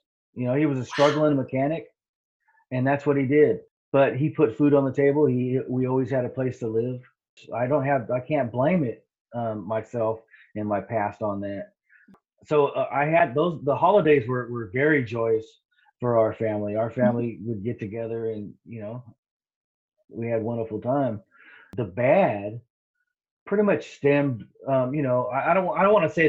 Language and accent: English; Riverside, California, United States; also born or lived in Santa Ana, California; now in Washington, United States; I grew up in Riverside, California